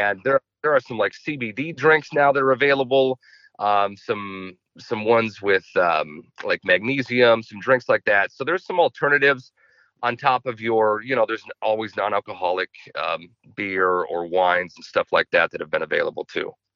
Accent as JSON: {"language": "English", "town": "Chaska", "region": "Minnesota", "country": "United States", "tie": "born or raised there", "said": "I grew up in Chaska"}